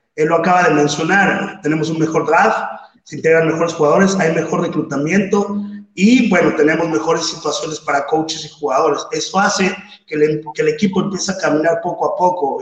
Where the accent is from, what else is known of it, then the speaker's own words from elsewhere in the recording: Mexico City, Mexico; soy del DF, juego mis etapas infantiles en Redskins del Estado de México